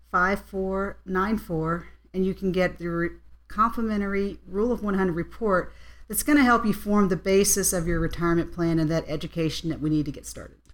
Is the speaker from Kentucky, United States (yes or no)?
no; West Virginia, United States; now in Colorado, United States; I'm actually originally from West Virginia